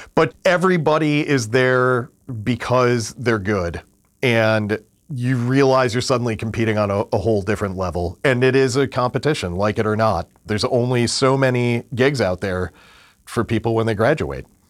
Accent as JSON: {"language": "English", "region": "Western New York State", "country": "United States", "tie": "born or raised there", "moved": "yes", "said": "I grew up in a tiny little farming town in Western New York State about thirty miles east of Niagara Falls, forty-five miles north of Buffalo"}